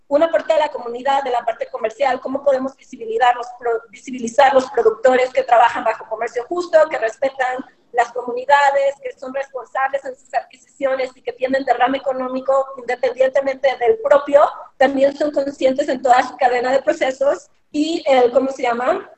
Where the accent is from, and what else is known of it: Mexico; moved away as an adult; now in United States